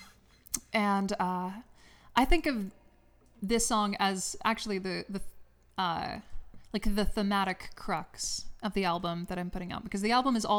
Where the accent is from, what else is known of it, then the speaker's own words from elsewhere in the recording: LaGrange, Georgia, United States; moved away as an adult; now in Los Angeles, United States; I'm actually not from the Midwest. I'm from South Georgia. I'm from LaGrange, Georgia